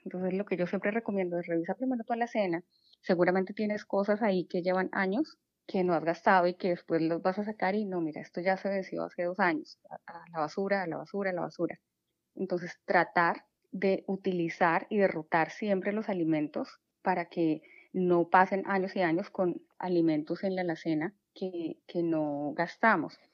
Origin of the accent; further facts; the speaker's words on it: Colombia; moved away as an adult; now in Houston, United States; soy de Colombia